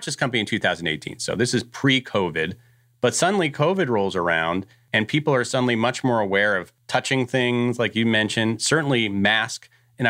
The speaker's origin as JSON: {"language": "English", "region": "East Coast", "country": "United States", "tie": "born or raised there", "said": "I grew up on the East Coast."}